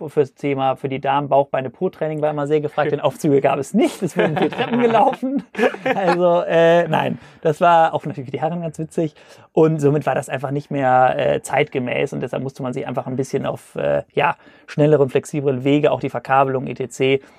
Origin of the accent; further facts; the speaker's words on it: Cologne, North Rhine-Westphalia, Germany; also born or lived in Hamburg; Ich komme aus Köln